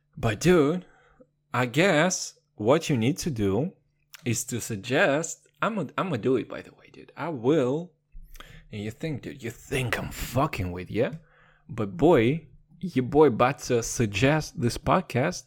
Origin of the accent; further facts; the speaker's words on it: Kazakhstan; Your boy's from Kazakhstan